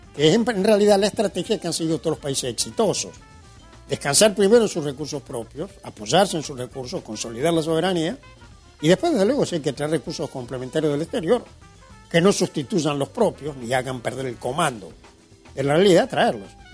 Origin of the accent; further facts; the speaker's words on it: Argentina; En Argentina tenemos